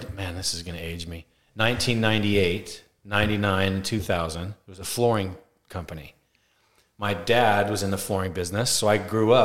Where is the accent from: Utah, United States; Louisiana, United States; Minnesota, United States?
Utah, United States; I grew up in Utah